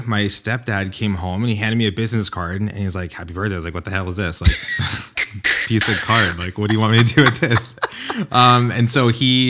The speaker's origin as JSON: {"language": "English", "region": "New York", "country": "United States", "tie": "born or raised there", "said": "No, I grew up in New York, and my family were like the partiers."}